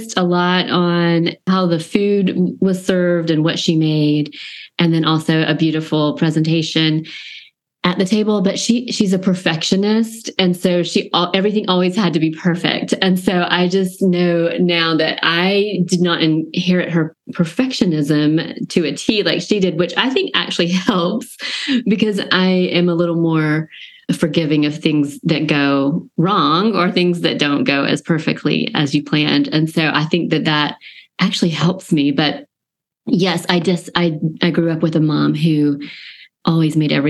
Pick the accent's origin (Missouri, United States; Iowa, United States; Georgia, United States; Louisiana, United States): Georgia, United States; I live in a college town, small town, Georgia, with a lot of college life, and I grew up in Georgia